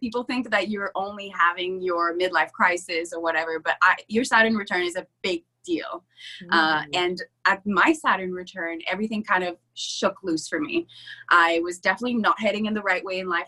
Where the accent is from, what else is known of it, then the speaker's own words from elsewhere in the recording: Canada; I was the French girl, by the way, I'm French Canadian, uh, at an English school, so I was the odd one out.